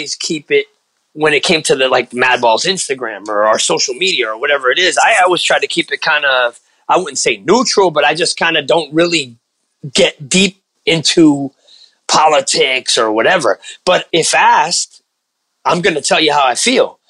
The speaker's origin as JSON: {"language": "English", "country": "United States", "tie": "born or raised there", "said": "I was born in America, but my mom's from Cuba. My dad's from Colombia"}